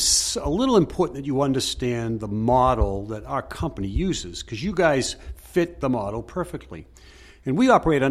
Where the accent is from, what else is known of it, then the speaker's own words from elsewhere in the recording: Lynn, Massachusetts, United States; I grew up in Lynn, Massachusetts, and we went to Fenway Park on a regular basis.